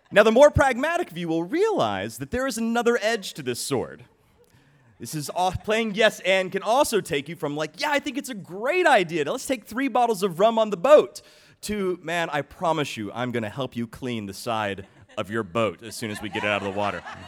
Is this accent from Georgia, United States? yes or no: yes; Atlanta, Georgia, United States; I was raised in Atlanta, Georgia